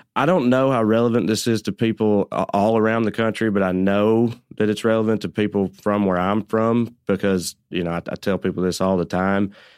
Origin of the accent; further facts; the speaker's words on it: Tennessee, United States; accent: Southern; moved away as an adult; now in Los Angeles, United States; I did grow up poor in extremely rural Tennessee